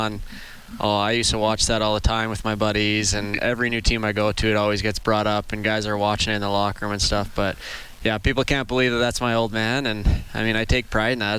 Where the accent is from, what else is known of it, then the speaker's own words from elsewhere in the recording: Craven, Saskatchewan, Canada; Didn't even have boards back in my hometown in Saskatchewan.